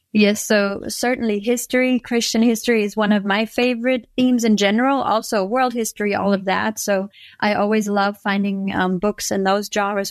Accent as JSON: {"language": "English", "country": "Germany", "tie": "born or raised there", "moved": "as an adult", "lives_now": "Florida, United States", "said": "I was actually born and raised in Germany, and me and my family just moved over to Florida two years ago"}